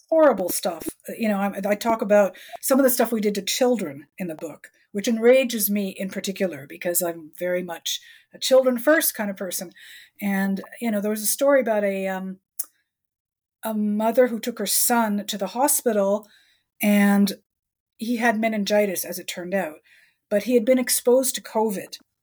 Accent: Canada

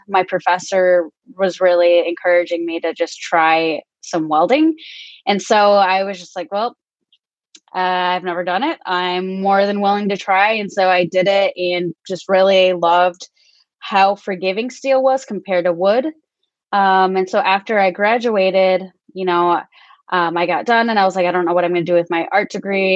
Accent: northern Michigan, United States; also born or lived in Guatemala / Grand Rapids, Michigan; now in Indianapolis, United States; I was born in Guatemala, and I was adopted at the age of 3, and grew up in northern Michigan

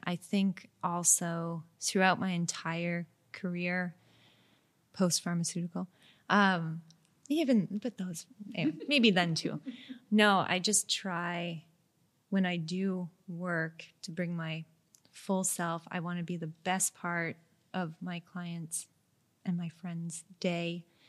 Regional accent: Montreal, Quebec, Canada; I'm from Montreal

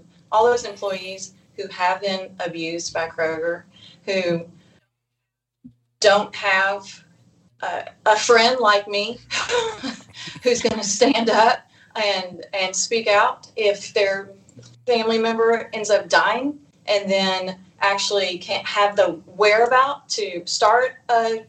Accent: Eastern Kentucky, United States; I came from Eastern Kentucky

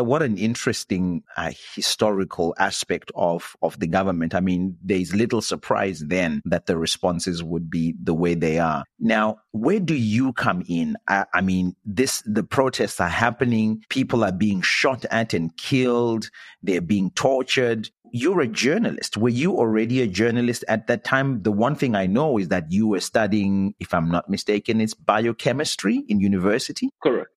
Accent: Zimbabwe; moved away as an adult; I'm from Zimbabwe, where I started a citizens' movement

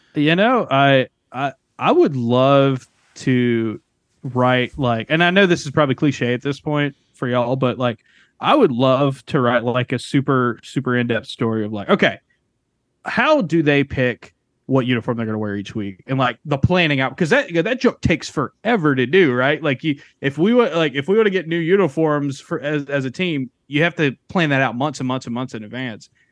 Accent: South Alabama, United States; I grew up in South Alabama

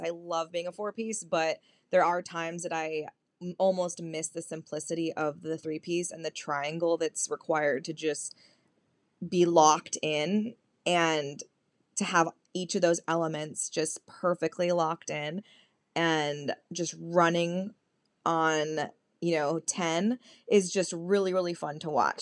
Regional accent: California, United States; as a Californian who misses authentic Mexican food

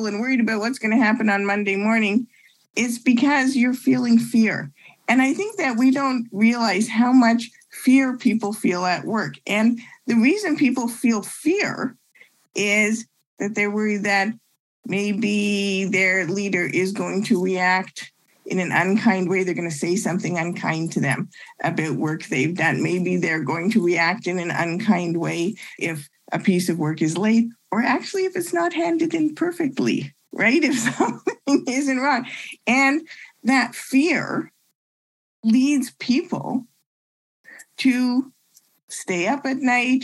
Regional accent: Ottawa, Ontario, Canada; moved away as an adult; also born or lived in Montreal, Canada / Toronto, Canada; now in Chicago, United States; I actually was born in Montreal. I grew up in Ottawa and I went to university in Toronto

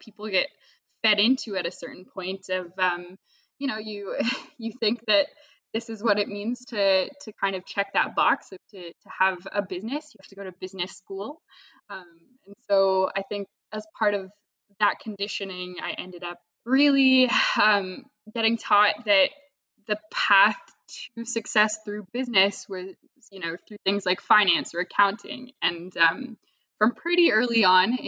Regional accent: Toronto, Ontario, Canada; I grew up in Toronto, Canada. So that's where I am right now

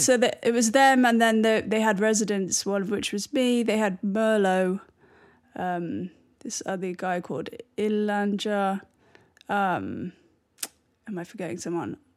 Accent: Bristol, South West England, United Kingdom; moved away; also born or lived in London / New York; growing up in Bristol

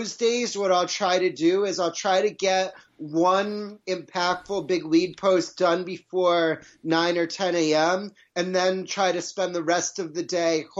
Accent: New England, United States; I grew up in New England and listened to Mike and the Mad Dog with my dad

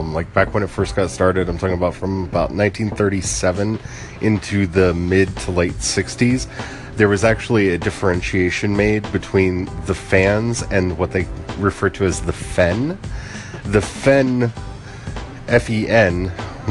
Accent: United States; as an American because I've grown up an American and I don't have a context outside of this.

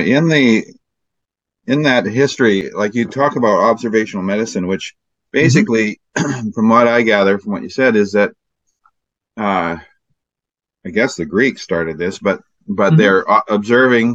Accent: Alberta, Canada; Yeah, I'm from Alberta, so I'm just north.

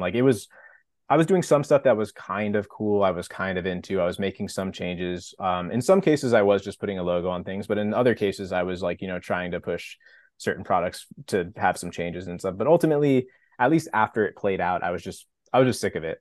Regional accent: Napa, California, United States; moved away as an adult; also born or lived in Los Angeles; now in San Diego, United States; I grew up in Napa, wine country, California

